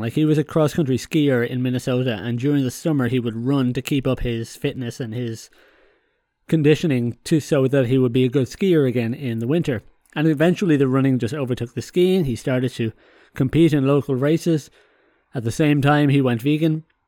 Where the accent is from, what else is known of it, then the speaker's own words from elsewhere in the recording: Ireland; moved away; also born or lived in continental Europe; I'm Irish